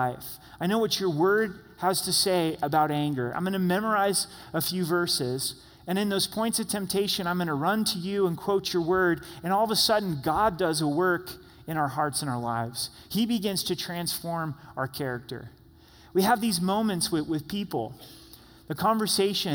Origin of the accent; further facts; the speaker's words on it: Southern Oregon, United States; The house that I grew up in Southern Oregon was a half acre.